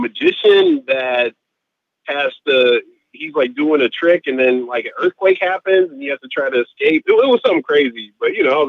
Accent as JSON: {"language": "English", "town": "Chicago", "region": "Illinois", "country": "United States", "tie": "born or raised there", "said": "I grew up in Chicago"}